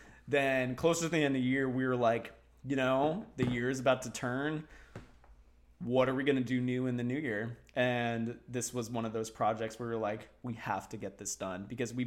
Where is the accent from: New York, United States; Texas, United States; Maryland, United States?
Texas, United States; now in South Florida, United States; I grew up in Texas.